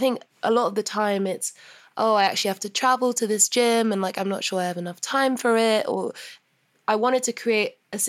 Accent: London, United Kingdom; whenever I'm home in London

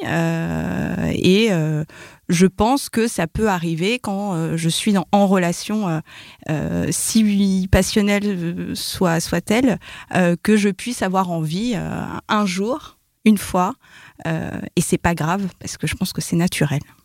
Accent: Paris, Île-de-France, France; je suis parisienne et j'ai 32 ans

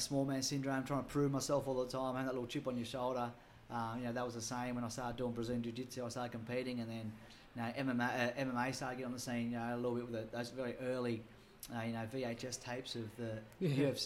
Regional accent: Sydney, New South Wales, Australia; growing up in Maroubra, fighting and violence was no big deal

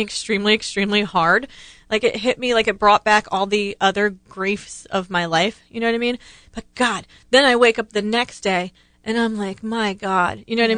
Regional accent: Ohio, United States; I grew up in Ohio

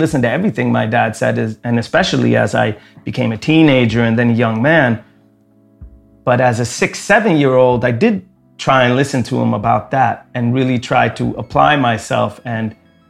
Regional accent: Lund, Skåne, Sweden; I grew up in Lund in Sweden. I was one of only three kids of color in my entire school for my first 6 years of school.

